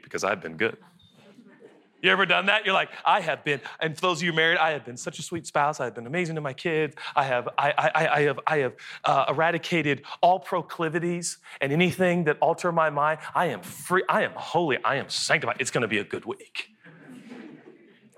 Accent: Seattle, Washington, United States; I'm from Seattle

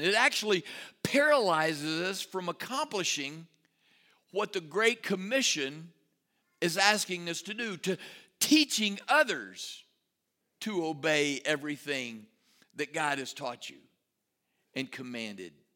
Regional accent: Rotan, Texas, United States; also born or lived in Salado, Texas; now in Waco, United States; my hometown of Rotan, home of the fighting Yellowhammers

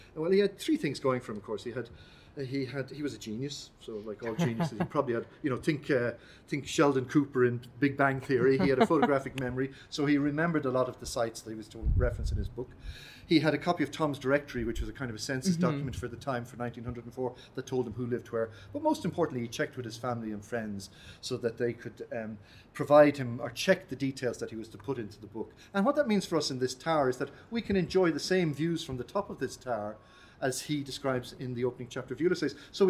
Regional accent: Dún Laoghaire, Leinster, Ireland; Well, I grew up around this place. I've travelled all over the world, but I grew up around this. And for my sins, I was raised in Dunleary, and I was raised in a family of women.

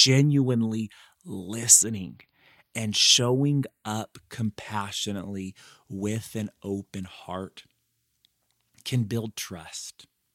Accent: Madera, California, United States; I was one of those students. I grew up in Madera, like, I was in the cafeteria where I spoke, you know, every month for 4 years of my life, more like every week.

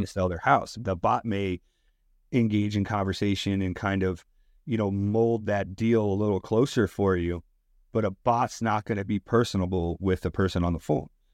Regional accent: Westchester, New York, United States; now in Bronx, United States; I live in the Bronx. I grew up in Westchester

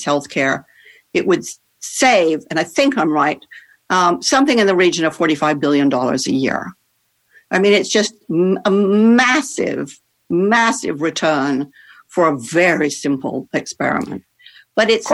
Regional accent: Netherlands; I grew up in the Netherlands

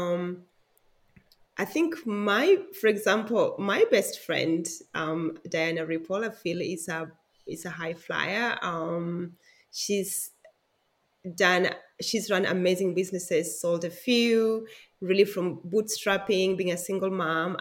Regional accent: Siaya, Siaya County, Kenya; now in Melbourne, Australia; I was born in Kenya in a small town called Siaya

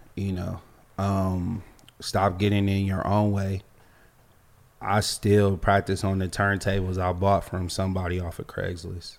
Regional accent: Los Angeles, California, United States; also born or lived in Virginia; I'm from Los Angeles. Like, we grew up in a melting pot

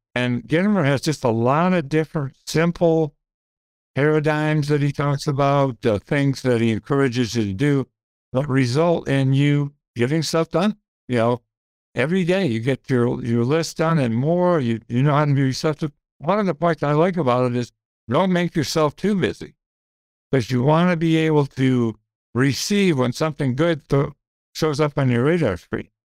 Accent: Grand Rapids, Michigan, United States; I grew up in Grand Rapids

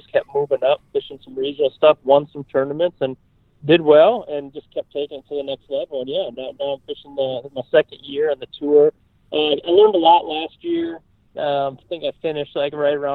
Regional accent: Minnesota, United States; also born or lived in Tennessee; I'm from born and raised in Minnesota

